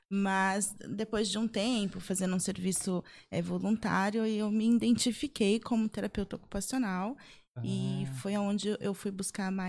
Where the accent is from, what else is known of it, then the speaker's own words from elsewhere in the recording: São José dos Campos, São Paulo, Brazil; Sou, sou de São José, daqui mesmo.